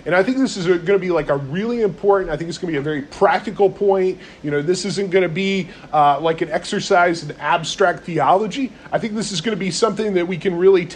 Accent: North Carolina, United States; I'm from North Carolina

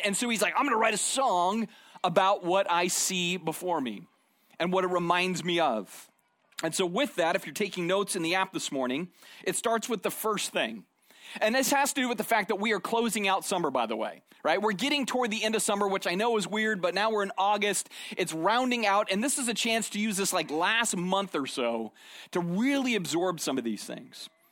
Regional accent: Arizona, United States; moved away; I grew up in Arizona

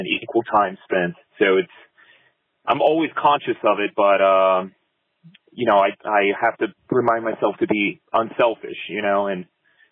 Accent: Fort Lauderdale, Miami area, South Florida, United States; moved away as an adult; now in Asheville, United States; I grew up in South Florida in the Fort Lauderdale, Miami area. And I live in Asheville now

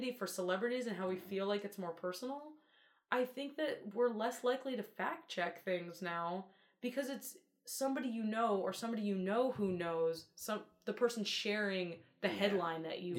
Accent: Atlantic City, New Jersey, United States; I'm from Atlantic City.

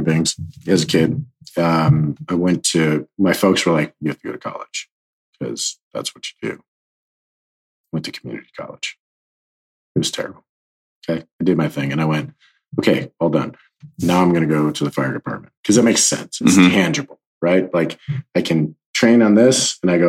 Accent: Ohio, United States; moved away as an adult; I'm from Ohio

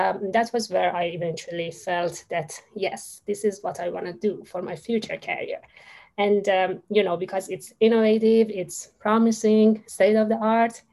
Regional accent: Iran; moved away as an adult; now in Australia; my home country, Iran

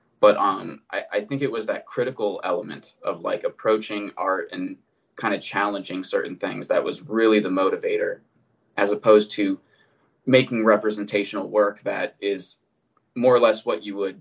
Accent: North Canton, Ohio, United States; I grew up in North Canton, Ohio. So it's northeastern Ohio.

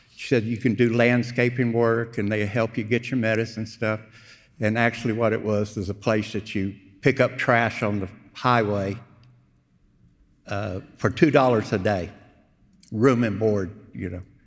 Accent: Houston, Texas, United States; also born or lived in Wimberley, Texas; I was born in Houston, uh, moved to Wimberley, went to high school up there, uh, came back to Houston

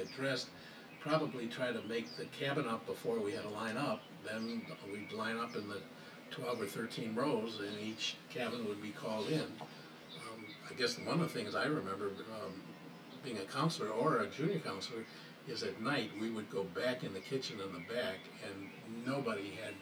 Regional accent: River Forest, Illinois, United States; moved away as an adult; now in Eagle River, United States; I was born and raised in River Forest, Illinois, which is just the other side of Oak Park.

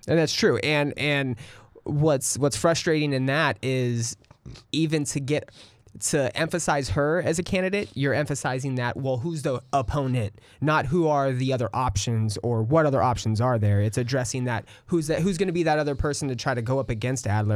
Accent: California, United States; now in Austin, United States; I am from California

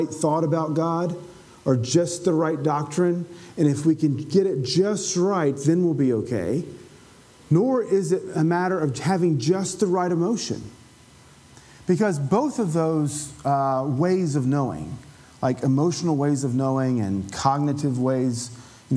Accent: Appalachia, United States; I kind of grew up as an Appalachian Pentecostal

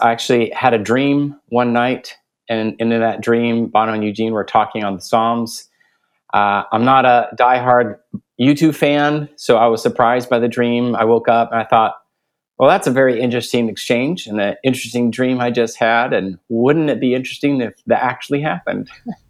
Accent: Guatemala City, Guatemala Department, Guatemala; I was born and raised in Guatemala City. My parents were missionaries. I have two sisters. My parents put us in an Austrian school, so we spoke English at home, Spanish with our friends, German at school.

